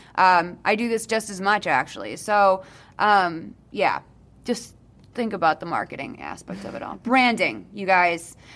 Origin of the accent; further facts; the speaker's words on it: Boston, Massachusetts, United States; now in New York, United States; I'm from Boston